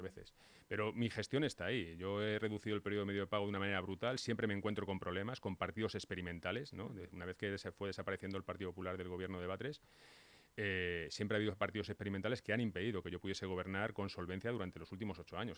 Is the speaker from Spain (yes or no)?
yes; Móstoles, Community of Madrid, Spain; Yo me he criado, yo he vivido hasta los 30 años en, en es más, vivo en una casa donde veo mi casa de Móstoles